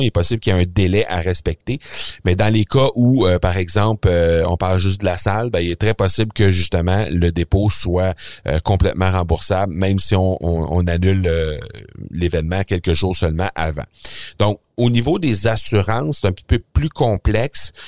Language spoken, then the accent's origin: French; Canada; chez nous, au Canada